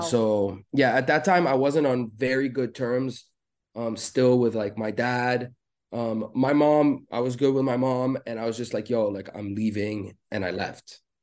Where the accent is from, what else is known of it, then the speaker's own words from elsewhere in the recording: Beirut, Beirut Governorate, Lebanon; moved away as an adult; I was born in Beirut in Lebanon. I was born and raised there till the age of twenty is really when I moved away